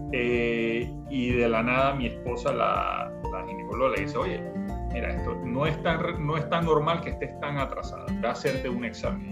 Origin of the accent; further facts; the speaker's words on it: Panama; soy panameño